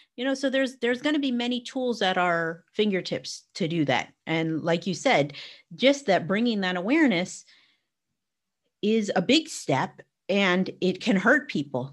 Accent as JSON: {"language": "English", "region": "Arizona", "country": "United States", "tie": "born or raised there", "moved": "yes", "lives_now": "England, United Kingdom", "said": "I grew up in Arizona."}